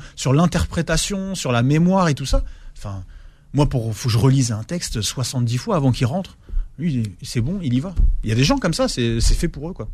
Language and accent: French; Ivry-sur-Seine, Île-de-France, France; also born or lived in Alfortville; j'ai grandi en fait, euh, j'ai grandi à Ivry